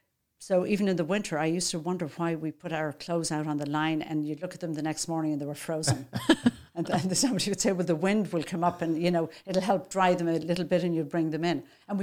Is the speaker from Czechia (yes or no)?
no; Dublin, Leinster, Ireland; moved away as an adult; now in United States; I grew up in Dublin, Ireland. I'm one of 8 children.